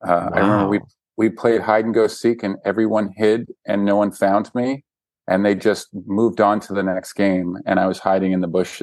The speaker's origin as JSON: {"language": "English", "town": "Vancouver", "region": "British Columbia", "country": "Canada", "said": "Vancouver. I'm from Vancouver"}